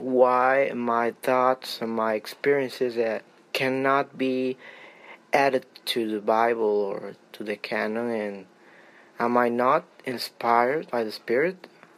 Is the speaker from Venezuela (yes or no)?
yes; Venezuela; Hello, Mike. … from Venezuela.